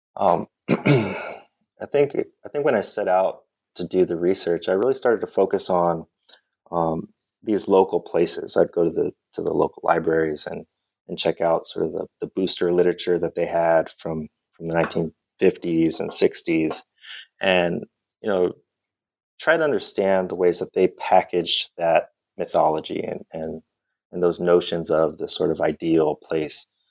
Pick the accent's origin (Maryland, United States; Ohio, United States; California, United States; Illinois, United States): California, United States; La Habra; also born or lived in Montebello, California; now in San Antonio, United States; I'm from Southern California originally. I was uh, born in Montebello, California, which is a suburb east of East LA. So, you'll see a theme here. Um, right grew up in La Habra, California